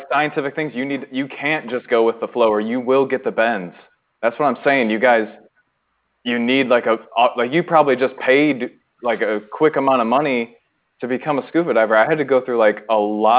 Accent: Arkansas, United States; I'm from Arkansas, and it is really hard to become a scuba diver there.

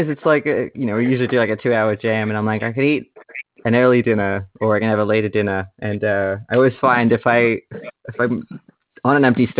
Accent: Australia; I'm I'm Australian, and Sharky is as well.

